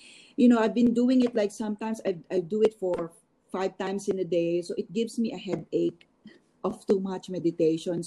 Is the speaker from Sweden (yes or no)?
no; Philippines; moved away; also born or lived in New York; as a Filipino designer